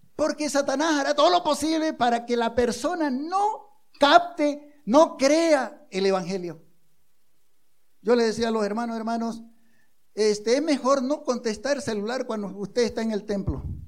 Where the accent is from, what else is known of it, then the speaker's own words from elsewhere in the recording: Bolivia; somos, como bolivianos